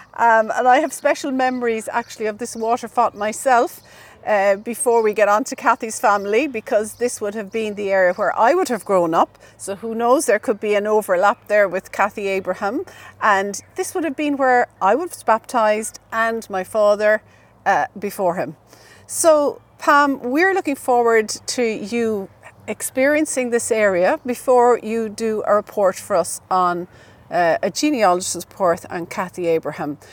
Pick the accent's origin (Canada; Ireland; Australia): Ireland; County Cork, Munster; in my hometown